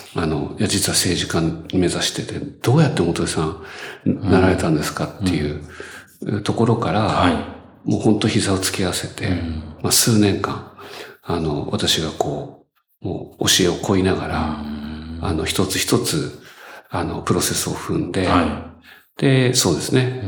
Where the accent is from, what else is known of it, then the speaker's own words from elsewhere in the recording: Chiba, Japan; 私千葉出身です